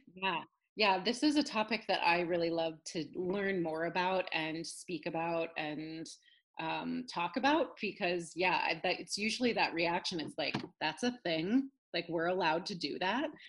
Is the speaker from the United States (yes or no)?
yes; Northern California, United States; also born or lived in upstate New York; now in New York, United States; I grew up in Northern California, actually. I'm a California girl originally.